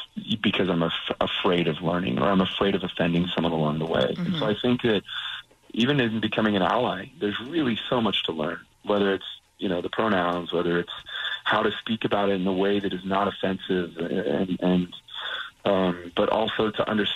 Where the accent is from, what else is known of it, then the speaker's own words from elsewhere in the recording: Las Vegas, Nevada, United States; also born or lived in Utah; And I was raised in Las Vegas. That's my hometown